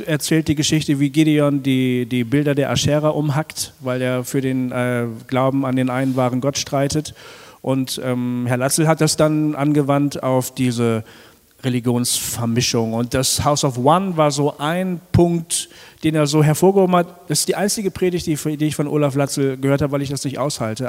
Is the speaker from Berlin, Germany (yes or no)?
no; Bremen, Germany; ich bin ein Bremer, gebürtiger Bremer